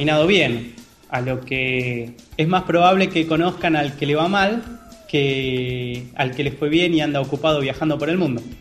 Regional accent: Argentina; Soy de Argentina, tengo 30 años, soy regular de algunos torneos en vivo y de las mesas de cash de PokerStars.

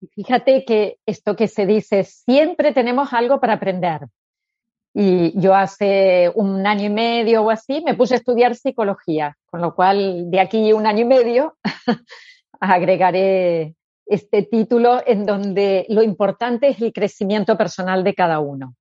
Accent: Argentina; moved away as an adult; now in Spain; como nací en Argentina y era muy línea psicoanalítica, con 18 años hice psicoanálisis, ahí empecé. Y con 30 fue cuando vine aquí a España.

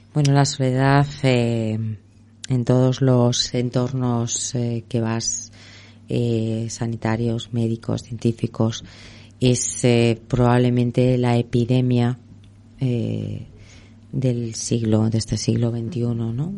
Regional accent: Madrid, Community of Madrid, Spain; nací en Begoña, en el barrio de Begoña. Fue una de las primeras niñas que nació ahí, en el barrio.

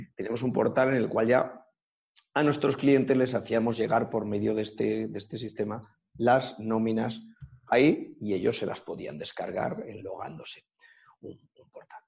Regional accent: Sacedón, Castilla-La Mancha, Spain; yo abrí en mi pueblo, en Sacedón

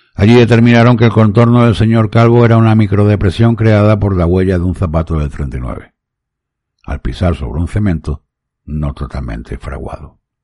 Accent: Málaga, Andalusia, Spain; en mi ciudad Málaga, en mi país España

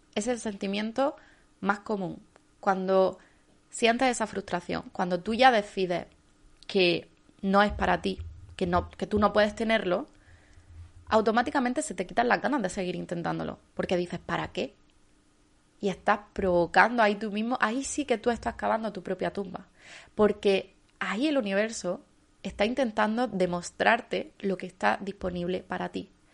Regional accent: Andalusia, Spain; como andaluza no puedo decir bien

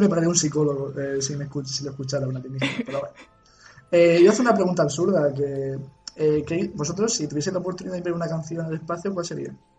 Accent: Cartagena, Region of Murcia, Spain; soy de Cartagena, yo hablo así a veces

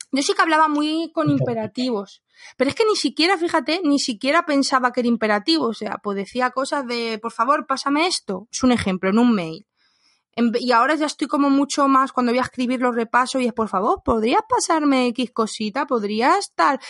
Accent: Spain; los españoles que nos vamos a otro país

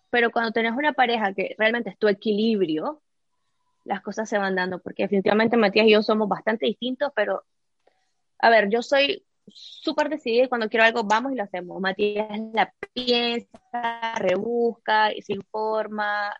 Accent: Nicaragua; moved away as an adult; vengo de Nicaragua y Nicaragua es un país así, es súper soleado

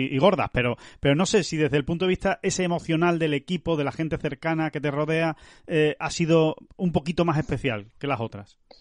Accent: Spain; ya estamos aquí en, nuestra tierra, en España

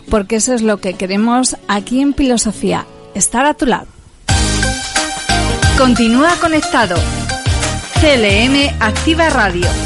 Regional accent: Puertollano, Castilla-La Mancha, Spain; somos, de Puerto Llano. Efectivamente, somos de Puerto Llano.

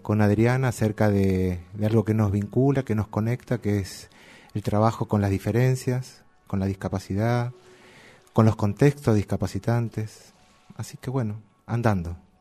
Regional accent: Quilmes, Buenos Aires Province, Argentina; nacido y criado en Quilmes

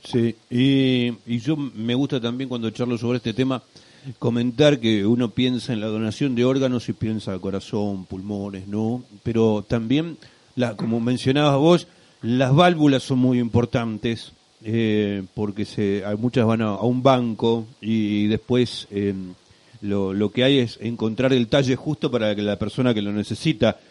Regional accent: Rada Tilly, Chubut, Argentina; somos gente de Radatili haciendo radio para Radatili

